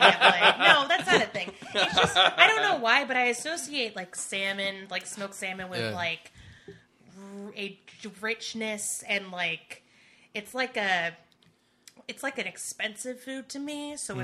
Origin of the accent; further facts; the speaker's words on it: the South, United States; Yeah, we're all from the South.